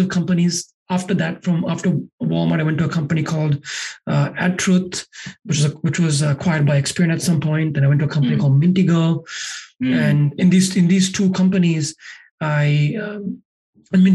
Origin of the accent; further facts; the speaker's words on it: Sri Lanka; moved away as an adult; now in United States; I grew up in Sri Lanka, and that's where I'm originally from.